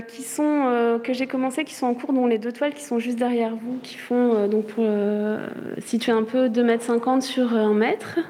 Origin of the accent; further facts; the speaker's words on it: Charente-Maritime, Nouvelle-Aquitaine, France; moved away as an adult; now in Brussels, Belgium; je suis française, je viens de Charente-Maritime à la base